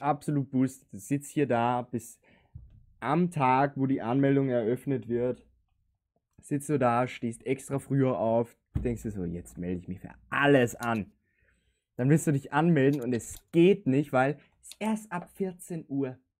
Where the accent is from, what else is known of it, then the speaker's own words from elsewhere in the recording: Linz, Upper Austria, Austria; bei uns in Linz